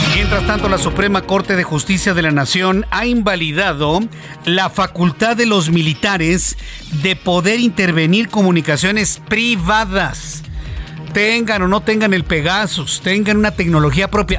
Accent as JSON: {"language": "Spanish", "country": "Mexico", "said": "Y uno como mexicano"}